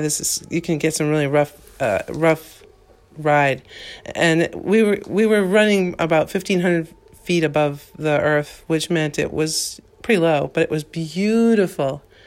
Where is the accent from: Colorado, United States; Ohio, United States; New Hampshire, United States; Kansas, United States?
New Hampshire, United States; I'm from New Hampshire, again, I, I just wanted to reiterate I'm from New Hampshire